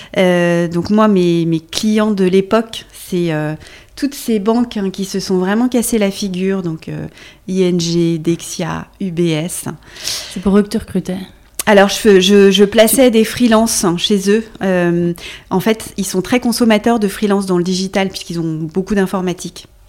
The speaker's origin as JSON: {"language": "French", "region": "Brittany", "country": "France", "also_born_or_lived": "Luxembourg / Brussels / London / Budapest", "moved": "yes", "lives_now": "Paris, France", "said": "Je suis bretonne"}